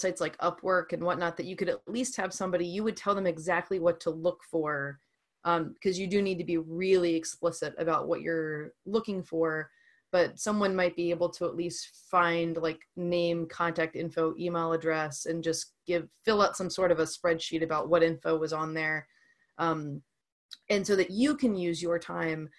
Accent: New Orleans, Louisiana, United States; moved away as an adult; also born or lived in Boston, Massachusetts; now in Massachusetts, United States; I'm from New Orleans originally

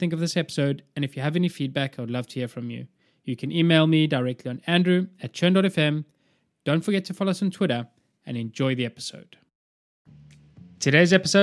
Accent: South Africa; I grew up in South Africa, played rugby as well, like all through high school

